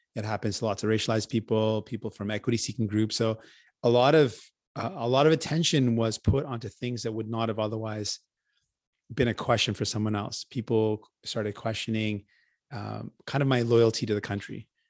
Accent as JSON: {"language": "English", "town": "Windsor", "region": "Ontario", "country": "Canada", "tie": "born or raised there", "also_born_or_lived": "St. John's, Newfoundland / Grand Falls, Newfoundland", "said": "I grew up in Windsor and, and it's, uh, really warm"}